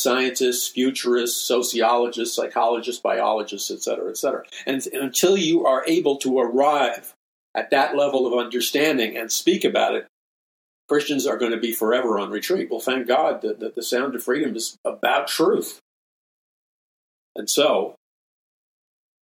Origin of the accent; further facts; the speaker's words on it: New York City, New York, United States; as a young boy growing up in New York City